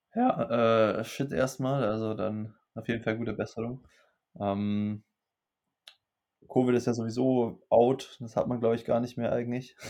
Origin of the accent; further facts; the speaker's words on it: Germany; bei uns in Deutschland